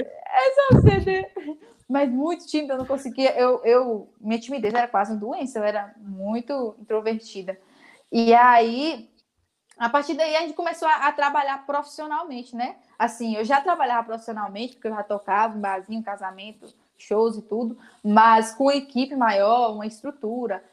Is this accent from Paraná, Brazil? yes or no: no; Vitória da Conquista, Bahia, Brazil; Eu sou daqui de Conquista, né? Da zona rural daqui que se chama Limeira, cabeceira do Jiboia, na verdade, mas todo mundo conhece como Limeira, meu país Limeira